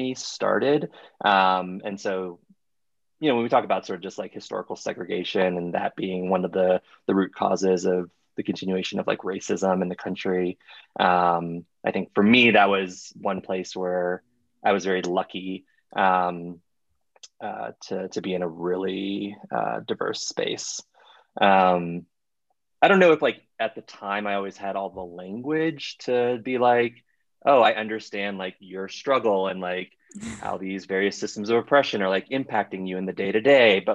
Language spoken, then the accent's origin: English; Miami, Florida, United States; moved away; also born or lived in Iowa; I grew up in Miami, Miami, Florida, which is an incredibly diverse city